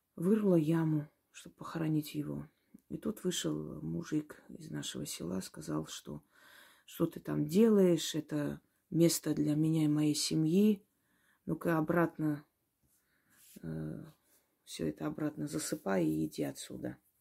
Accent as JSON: {"language": "Russian", "country": "Georgia", "tie": "born or raised there", "also_born_or_lived": "Kars (ancestry)", "moved": "yes", "lives_now": "Russia", "said": "Я родилась в Грузии"}